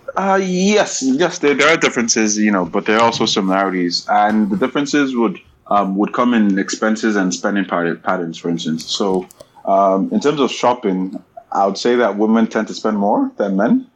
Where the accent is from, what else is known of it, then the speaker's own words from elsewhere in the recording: Nigeria; also born or lived in England / Canada; now in Waterloo, Canada; for most part, it was a Nigerian upbringing